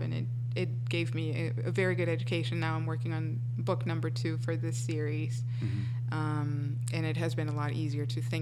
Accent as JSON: {"language": "English", "country": "Colombia", "second_language": "English", "moved": "yes", "said": "Colombia, and it being my home country"}